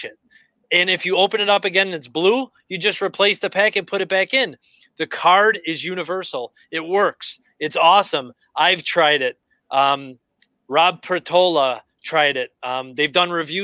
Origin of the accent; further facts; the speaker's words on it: Chicago, Illinois, United States; I'm from Chicago. I like the Bears. They're my hometown team.